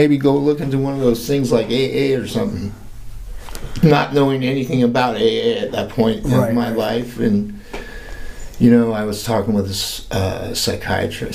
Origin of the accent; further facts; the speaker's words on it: California, United States; also born or lived in Santa Maria, California / Arizona / Florida; I was born in Southern California. Well, Santa Barbara County, so Santa Maria, California